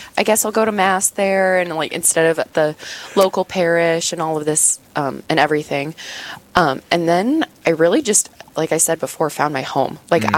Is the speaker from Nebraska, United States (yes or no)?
yes; Blair, Nebraska, United States; moved away as an adult; now in Brookings, United States; I'm originally from a smaller town just north of Omaha in Nebraska, and made my way up here for college at SDSU